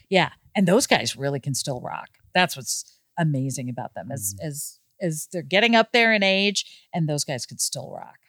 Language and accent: English; Overland Park, Kansas, United States; moved away as an adult; also born or lived in Boston; I grew up in Overland Park, Kansas